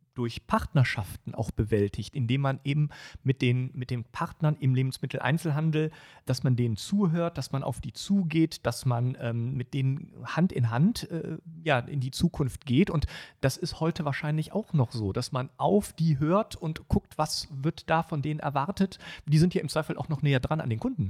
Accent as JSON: {"language": "German", "town": "Düsseldorf", "region": "North Rhine-Westphalia", "country": "Germany", "tie": "born or raised there", "said": "meiner Heimatstadt Düsseldorf"}